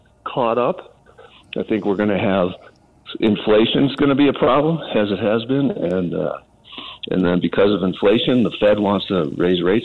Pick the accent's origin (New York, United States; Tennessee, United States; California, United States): New York, United States; Buffalo; I'm from Buffalo, so I'm a Bills fan